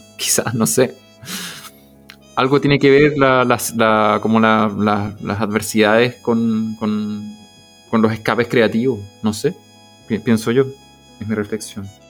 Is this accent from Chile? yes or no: yes; Viña del Mar, Valparaíso, Chile; moved away; de donde yo vengo, zona de Valparaíso, Viñalmar